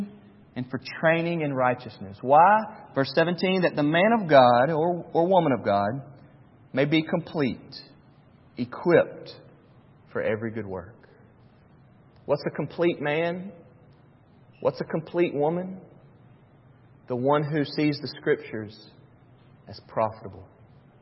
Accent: Charlotte, North Carolina, United States; When I was a kid growing up in Charlotte, North Carolina, my grandparents had season tickets to the Charlotte Hornets

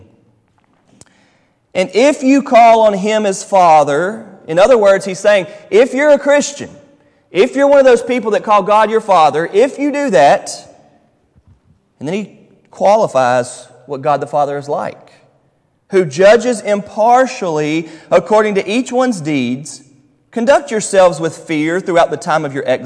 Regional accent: Charlotte, North Carolina, United States; now in Louisville, United States; I'm from Charlotte, North Carolina, and it doesn't snow like this there.

